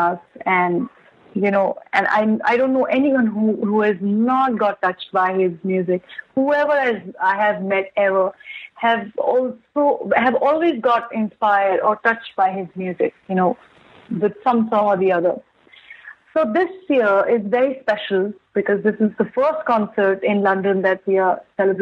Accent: Delhi, India; I'm from Delhi

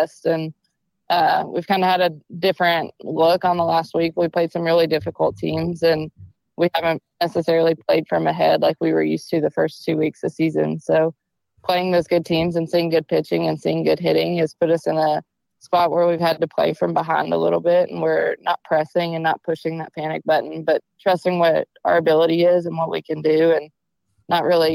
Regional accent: Mount Juliet, Tennessee, United States; also born or lived in Iowa; I grew up in Mount Juliet

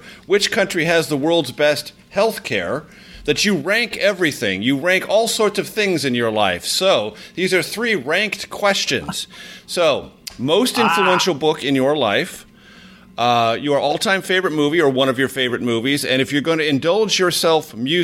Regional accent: Coronado, California, United States; from my hometown, the Hotel Del California in Coronado, just outside of San Diego

